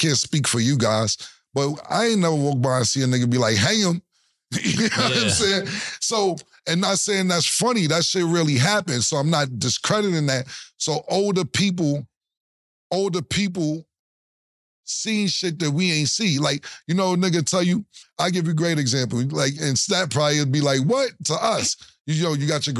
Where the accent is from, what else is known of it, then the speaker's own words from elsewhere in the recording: New York City, New York, United States; I remember growing up in Harlem